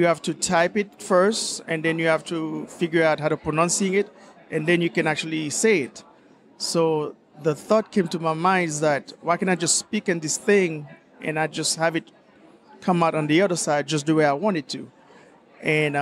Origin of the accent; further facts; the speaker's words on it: Haiti; also born or lived in Florida, United States; now in Hemsbach, Germany; I'm originally from Haiti, but I live in Florida, and now my home is in Germany.